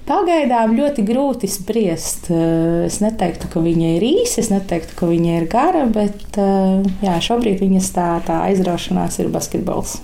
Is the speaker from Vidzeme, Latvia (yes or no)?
no; Preiļi, Latgale, Latvia; moved away as an adult; also born or lived in Jelgava; now in Sala Parish, Latvia; Mana dzimtā puse ir preili. Es nāku no preiliem, no Latvijas